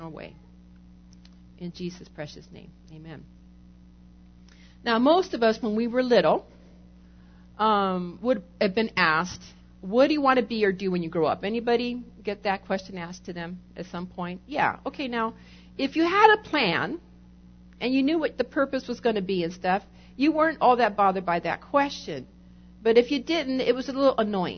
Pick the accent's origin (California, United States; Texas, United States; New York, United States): California, United States; I'm Californian